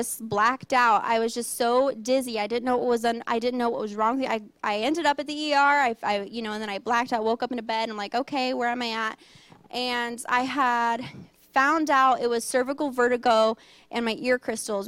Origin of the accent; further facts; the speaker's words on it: Cajun, Louisiana, United States; also born or lived in Thailand; I'm Cajun.